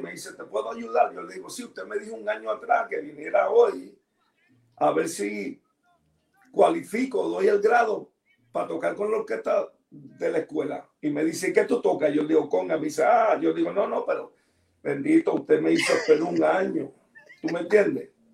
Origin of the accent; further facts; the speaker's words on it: New York City, New York, United States; Y yo nací en el Bronx